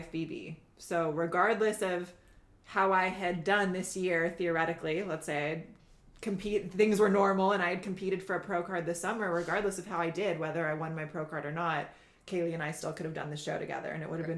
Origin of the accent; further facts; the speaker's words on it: Indiana, United States; now in Costa Mesa, United States; I'm originally from the Midwest. I'm from Indiana. and I live in Costa Mesa, California now.